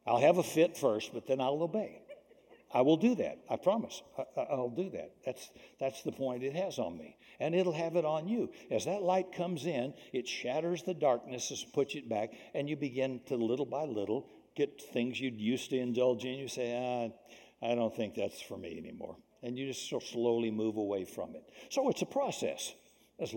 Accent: the South, United States; When I was raised in the South, racism and bigotry existed culturally there

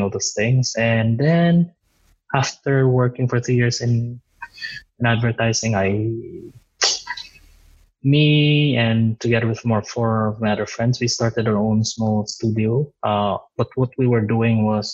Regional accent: Tacloban, Eastern Visayas, Philippines; moved away as an adult; I'm from Tacloban City. I grew up there. I had my preschool, grade school, high school in Tacloban City

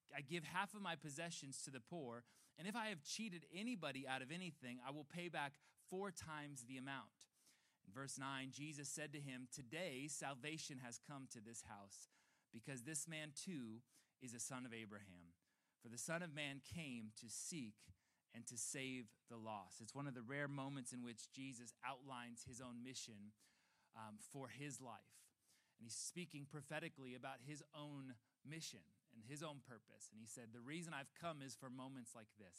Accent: Chicago, Illinois, United States; moved away as an adult; now in California, United States; my wife and I are from um, Chicago. We're still claiming that, even though we've been in California for seven years now.

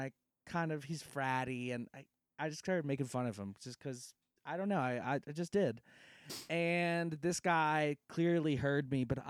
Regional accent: Lafayette, Louisiana, United States; I'm from Lafayette, Louisiana.

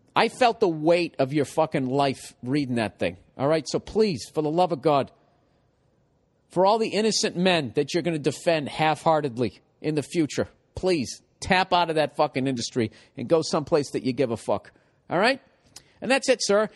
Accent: Massachusetts, United States; I come from Massachusetts

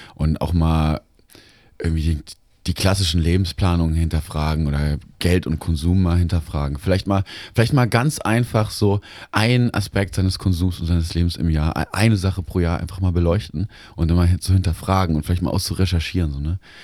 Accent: Baden-Württemberg, Germany; moved away as an adult; also born or lived in Cologne; now in Lemgo, Germany; mein Zuhause war dann nicht meine Heimat in Baden-Württemberg, sondern mein Zuhause war in Lemgo, in meiner Studienstadt

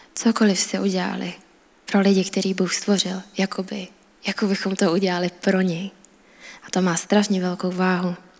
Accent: Czechia; A já jsem Češka

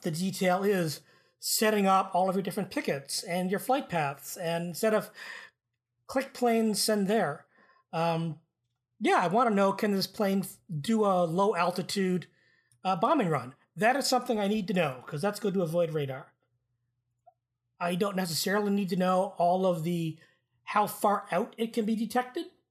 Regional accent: Canada; as a Canadian

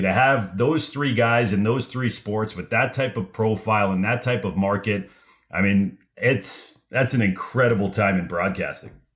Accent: Los Angeles, California, United States; I grew up in Los Angeles

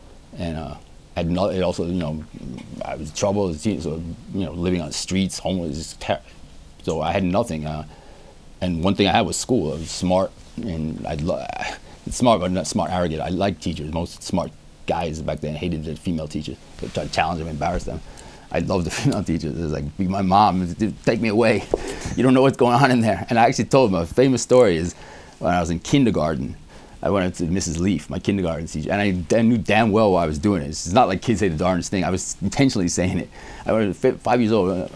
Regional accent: New York City, New York, United States; I lived in Howard Beach, Queens

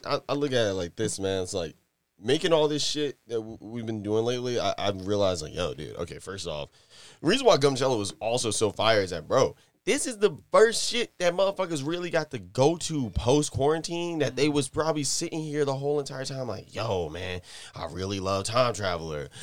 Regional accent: Virginia, United States; also born or lived in New York; I'm originally from New York, but I grew up in Virginia. So, like, I got to literally, I guess, like you know, I was in New York and at like eight years old, I came down here

